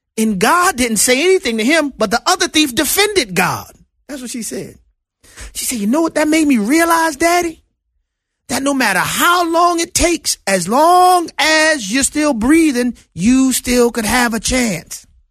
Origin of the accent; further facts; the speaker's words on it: New Orleans, Louisiana, United States; my hometown of New Orleans, Louisiana